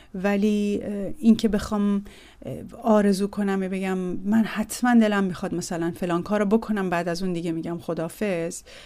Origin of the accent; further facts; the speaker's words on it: Tehran, Tehran Province, Iran; متولد سال 1350 در تهران هستم و در بیمارستان ژاندارمری تهران به دنیا آمدم